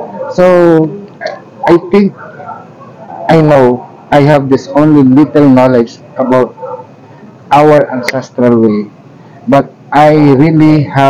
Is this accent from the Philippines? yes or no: yes; Philippines; This is the identity of us being a Filipino.